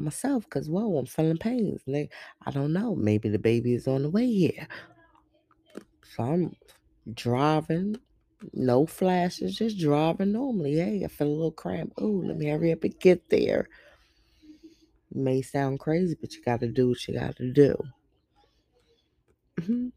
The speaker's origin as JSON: {"language": "English", "town": "New York City", "region": "New York", "country": "United States", "said": "I'm really from the streets. I'm from Brooklyn, New York, where people mind their business"}